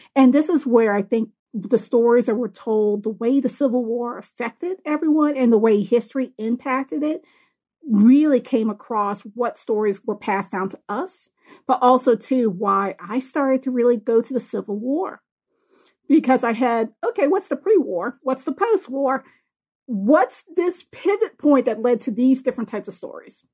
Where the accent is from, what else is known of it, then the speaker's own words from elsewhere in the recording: Boston, Massachusetts, United States; moved away; also born or lived in Tuscaloosa, Alabama; I grew up in Boston, Massachusetts, and then the South Shore of Boston